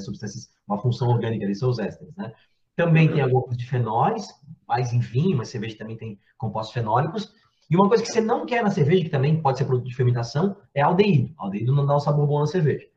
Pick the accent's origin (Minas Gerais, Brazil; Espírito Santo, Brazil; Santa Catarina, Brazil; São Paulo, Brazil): Santa Catarina, Brazil; Blumenau; eu sou de Blumenau